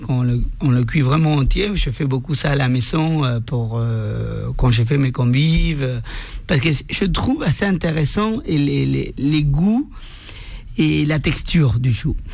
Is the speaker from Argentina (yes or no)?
yes; Argentina; French is a second language; moved away as an adult; now in Paris, France; je suis venu de l'Argentine. Ça fait 15 ans que j'habite à Paris